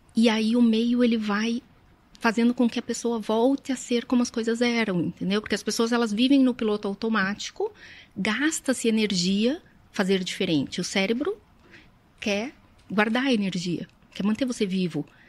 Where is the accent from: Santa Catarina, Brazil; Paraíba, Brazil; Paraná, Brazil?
Paraná, Brazil; Curitiba; eu sou nascida e criada em Curitiba